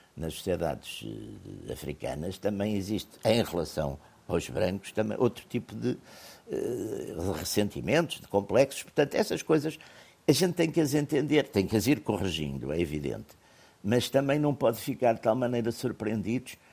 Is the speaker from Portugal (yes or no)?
yes; Portugal; eu sou português